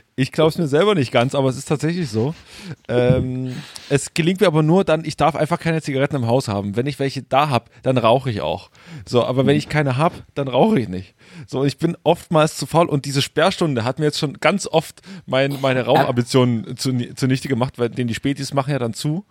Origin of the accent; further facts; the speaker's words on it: Großröhrsdorf, Saxony, Germany; moved away; da, äh, wo ich herkomme, äh, im Webhaus in Großröhrsdorf